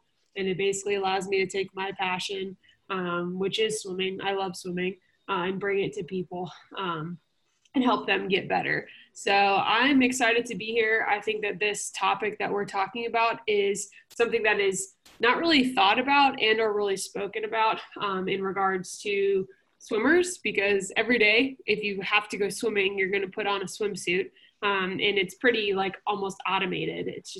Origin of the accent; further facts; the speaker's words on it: Louisville, Kentucky, United States; I grew up swimming in Louisville, Kentucky for our club team.